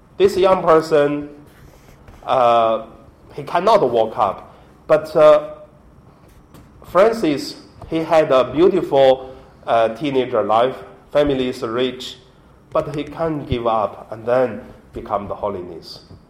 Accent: Hebei, China; English is a second language; moved away; my hometown, from Hebei province

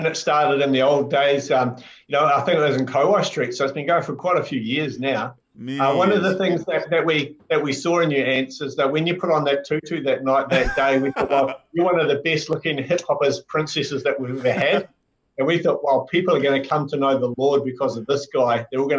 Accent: Hamilton, Waikato, New Zealand; also born or lived in Nelson / Blenheim; And so then we shifted to Nelson, and then we shifted to Blenheim. But I call Hamilton was my hometown because I spent, you know, most of our life, well, my life there, about 25-something years.

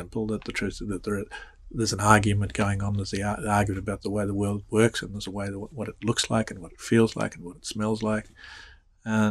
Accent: Australia; accent: Australian; moved away as an adult; now in United States; growing up in Australia

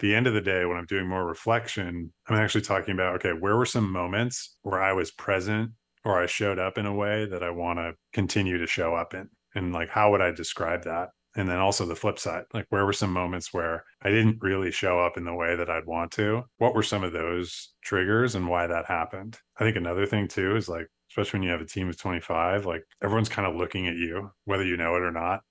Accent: Darien, New York, United States; Darien Lake, my hometown, it, it's definitely like a small town values

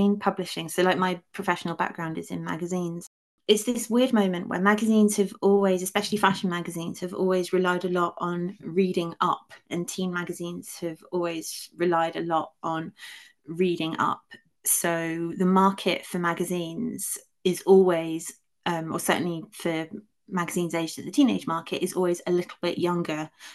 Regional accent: United Kingdom; unlike most people who grew up in the UK, I did have a small amount of direct experience of it because for a few years my dad was working in the United States

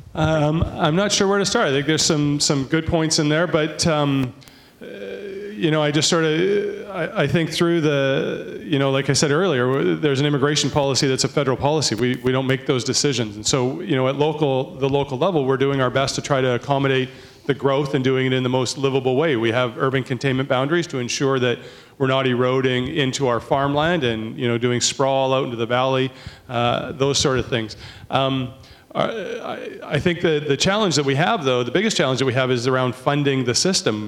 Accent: Port Coquitlam, British Columbia, Canada; I'm from Poco

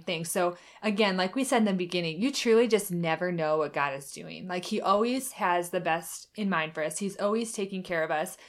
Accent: Michigan, United States; moved away as an adult; also born or lived in Oklahoma; I lived in Oklahoma the last eight years, and now I'm back in Michigan where I grew up

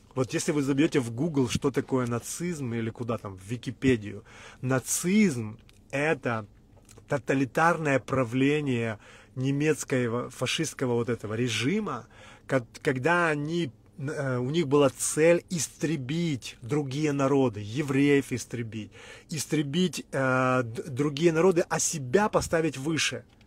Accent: Ukraine; Мы всю жизнь говорили на русском, мы вообще из Украины

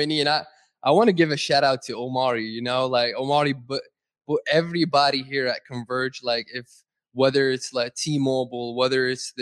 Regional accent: Saudi Arabia; moved away; I grew up in Saudi

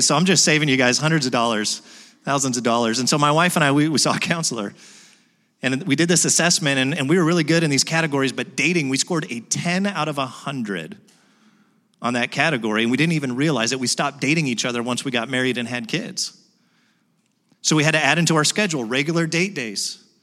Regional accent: United States; I'm an American

